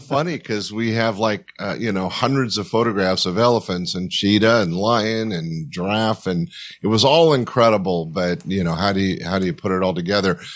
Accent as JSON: {"language": "English", "region": "California", "country": "United States", "said": "being a Californian"}